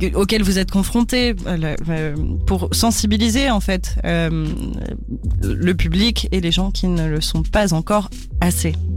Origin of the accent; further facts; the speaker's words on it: France; je suis française